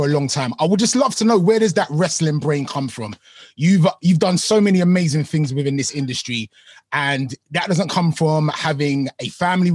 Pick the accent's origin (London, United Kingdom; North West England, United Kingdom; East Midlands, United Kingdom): London, United Kingdom; accent: British; I'm from South London.